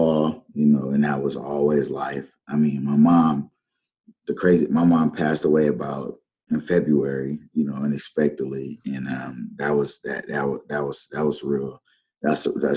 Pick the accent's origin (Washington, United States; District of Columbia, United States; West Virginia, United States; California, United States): California, United States; San Diego; moved away; also born or lived in Dakotas; I'm from San Diego, California. I started playing ball at the age of six